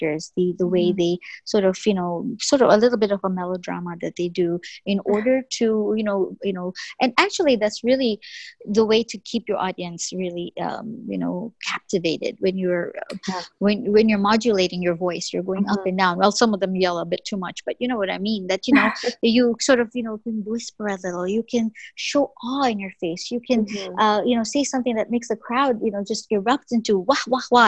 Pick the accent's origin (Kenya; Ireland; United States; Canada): Canada; first language English; growing up in Canada, of course, you have to take French